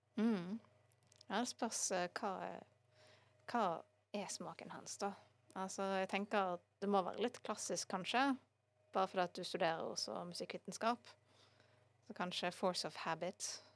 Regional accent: Bergen, Vestland, Norway; jeg har bare bodd i Bergen

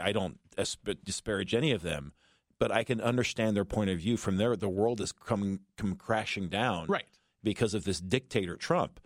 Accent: Los Angeles, California, United States; moved away; I'm from Los Angeles

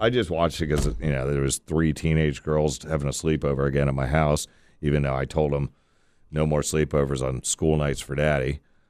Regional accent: Florida, United States; I grew up surfing in Florida without sunblock, and everybody says that.

